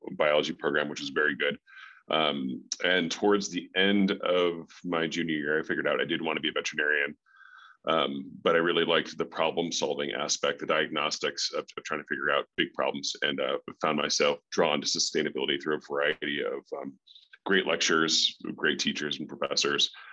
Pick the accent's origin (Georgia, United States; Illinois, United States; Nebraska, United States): Illinois, United States; North Chicago; moved away as an adult; also born or lived in Colorado; now in Park City, United States; I grew up in the Midwest, um, North Chicago